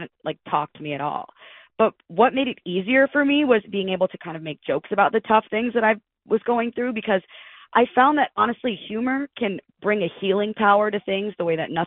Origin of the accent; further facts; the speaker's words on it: Detroit, Michigan, United States; moved away as an adult; I'm from the Detroit area